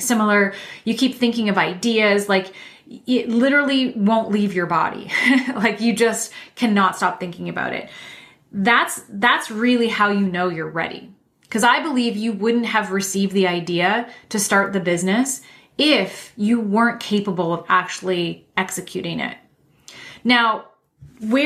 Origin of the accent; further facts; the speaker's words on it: Canada; I'm Canadian